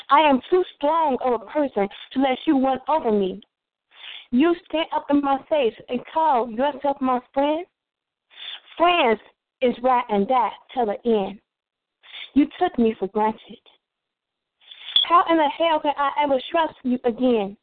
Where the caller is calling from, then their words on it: Chicago, Illinois, United States; I'm calling from the east side of Chicago, from my house right now.